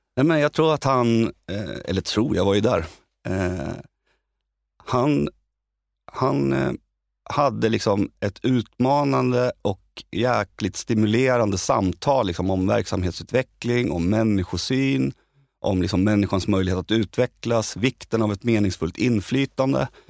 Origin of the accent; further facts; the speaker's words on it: Södertälje, Stockholm County, Sweden; jag är liksom arbetarpojken från Södertälje